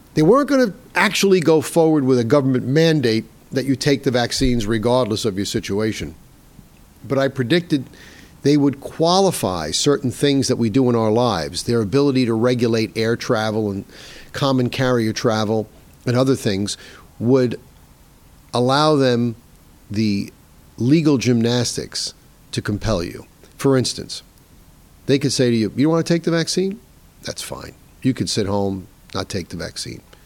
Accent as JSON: {"language": "English", "town": "New York City", "region": "New York", "country": "United States", "tie": "born or raised there", "said": "my hometown of New York City"}